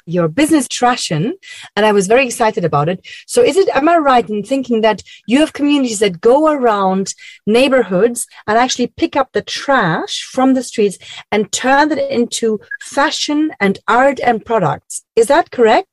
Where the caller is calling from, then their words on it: Berlin, Germany; I'm calling from Berlin, Germany